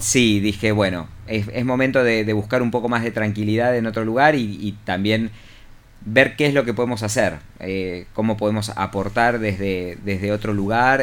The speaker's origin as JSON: {"language": "Spanish", "country": "Argentina", "also_born_or_lived": "Cipolletti, Río Negro", "moved": "as an adult", "lives_now": "Chile", "said": "para nosotros en Argentina"}